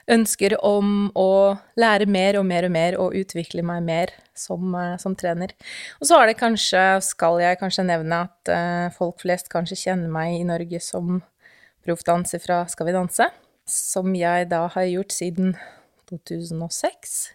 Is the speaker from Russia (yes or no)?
yes; Russia; Norwegian is a second language; moved away as an adult; now in Norway; jeg kommer jo opprinnelig fra Russland, som kanskje alle kan jo høre allerede nå.